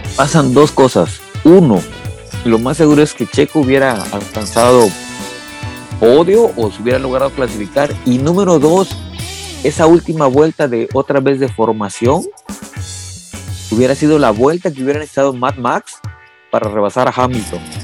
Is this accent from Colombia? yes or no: no; Mexico